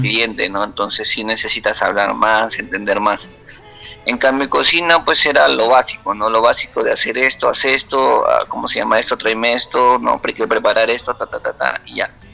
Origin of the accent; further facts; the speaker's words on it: Huancabamba, Piura, Peru; also born or lived in Lima; yo soy de Huancabamba en realidad, yo nací allá, he crecido una parte de mi niñez allá